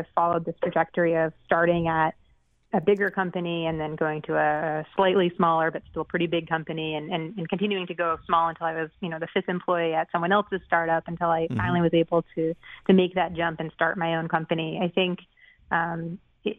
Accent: Boston, Massachusetts, United States; moved away; I'm from the Boston area originally

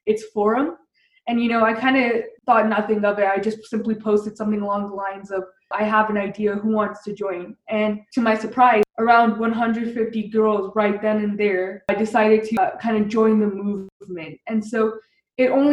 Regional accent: Littleton, Colorado, United States; I grew up in Colorado, which is kind of the epicenter

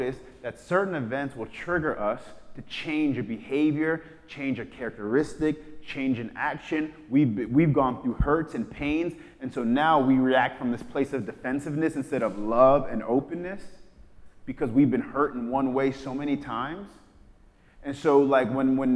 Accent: New York, United States; when I was growing up in New York

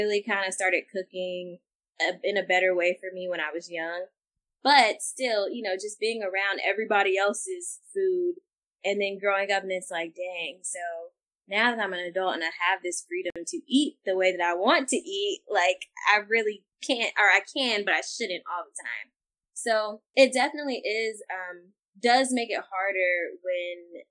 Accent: Texas, United States; I'm from the South too, I'm from Texas

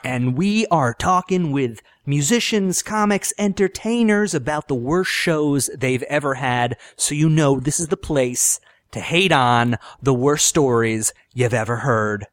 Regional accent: Long Island, New York, United States; growing up on Long Island

